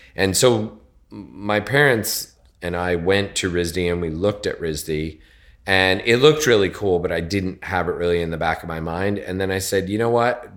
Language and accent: English; Connecticut, United States; moved away as an adult; also born or lived in West Coast; now in New York, United States; I was born in Connecticut, just outside of New York